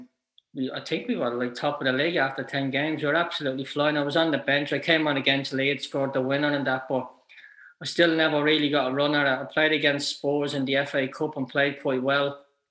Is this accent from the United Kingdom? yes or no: no; Ireland; you're an Irish kid